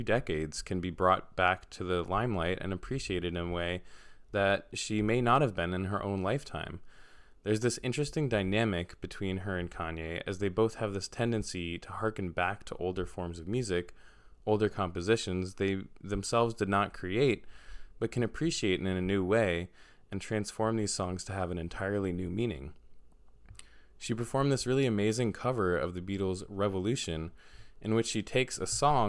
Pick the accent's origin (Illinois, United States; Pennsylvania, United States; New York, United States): New York, United States; New York City; I'm from New York City